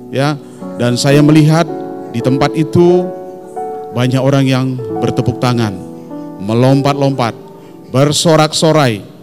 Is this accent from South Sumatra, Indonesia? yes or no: no; North Sumatra, Indonesia; born there; saya ini dilahirkan di satu daerah di Tanah Karo ya tetapi opung kami berasal dari Batak Toba … saya lahir di Tanah Karo